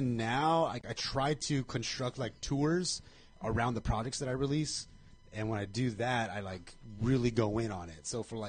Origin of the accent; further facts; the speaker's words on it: Covina, California, United States; it was in my hometown of Covina.